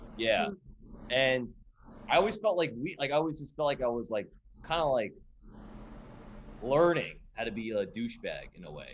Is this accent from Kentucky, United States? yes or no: no; Edison, New Jersey, United States; I grew up in New Jersey